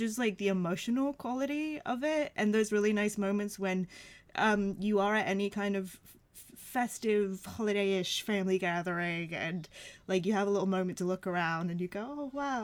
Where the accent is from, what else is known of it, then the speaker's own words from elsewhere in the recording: United States; moved away as an adult; now in United Kingdom; I'm American